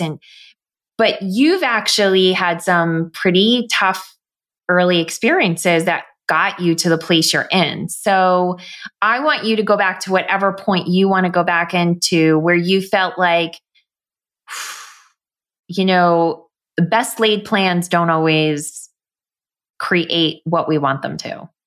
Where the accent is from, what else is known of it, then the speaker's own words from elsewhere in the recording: New York, United States; growing up in New York